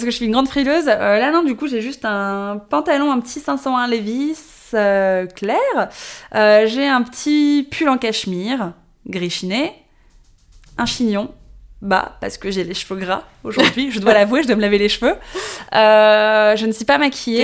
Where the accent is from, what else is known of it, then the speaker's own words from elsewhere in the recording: Paris, Île-de-France, France; je suis née, j'ai grandi à Paris